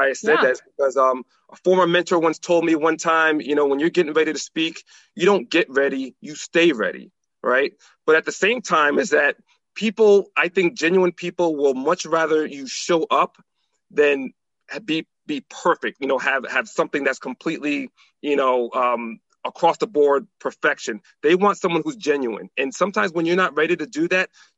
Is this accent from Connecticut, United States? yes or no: yes; New Haven, Connecticut, United States; now in Maryland, United States; I'm originally from Connecticut. And New Haven, Connecticut